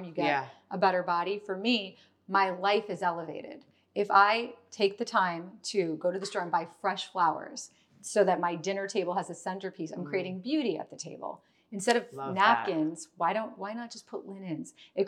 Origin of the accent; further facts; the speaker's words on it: New York City, New York, United States; growing up in New York